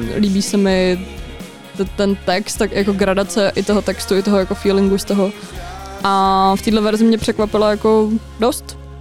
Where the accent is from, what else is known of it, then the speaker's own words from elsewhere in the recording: Litvínov, Ústí nad Labem Region, Czechia; u nás v Litvínově